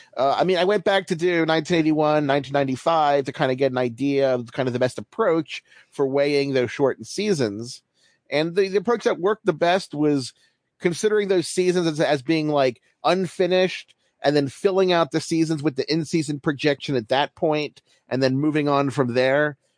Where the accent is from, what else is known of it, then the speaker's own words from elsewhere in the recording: Baltimore, Maryland, United States; I'm from Baltimore, so I grew up an Orioles fan